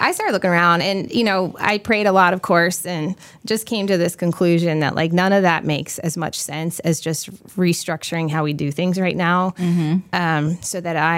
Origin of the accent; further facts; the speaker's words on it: New Jersey, United States; now in Winston-Salem, United States; I'm from New Jersey.